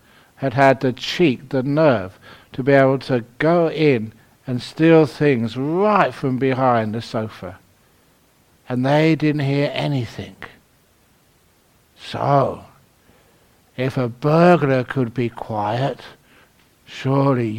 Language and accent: English; London, United Kingdom; I was born in London. Ethical. Actually, I was brought up in the bush. Shepherd's bush.